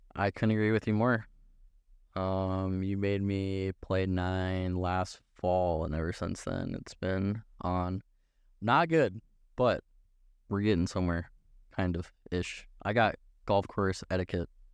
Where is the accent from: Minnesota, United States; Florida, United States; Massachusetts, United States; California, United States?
Minnesota, United States; we're from Minnesota. This is what you do in the summertime